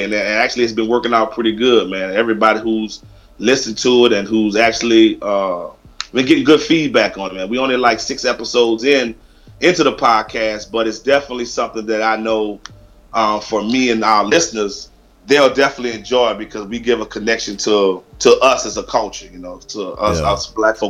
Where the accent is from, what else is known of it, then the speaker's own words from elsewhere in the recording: New Orleans, Louisiana, United States; now in Houston, United States; I'm originally from New Orleans, born and raised, moved to Houston in 92